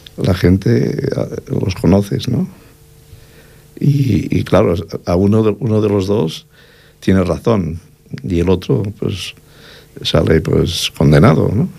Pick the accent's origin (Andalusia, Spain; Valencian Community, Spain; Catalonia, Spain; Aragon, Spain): Catalonia, Spain; Cerdanya; yo soy hijo de la Cerdaña